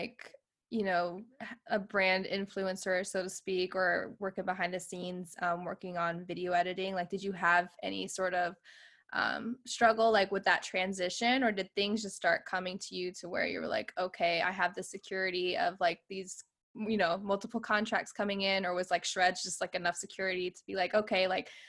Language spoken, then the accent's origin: English; Virginia Beach, Virginia, United States; now in California, United States; my husband and I were originally from the East Coast. We're actually from Virginia Beach, Virginia